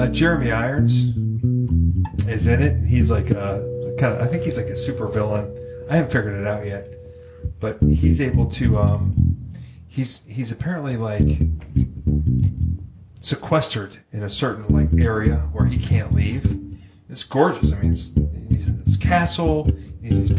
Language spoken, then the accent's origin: English; Pittsburgh, Pennsylvania, United States; Born and raised in Pittsburgh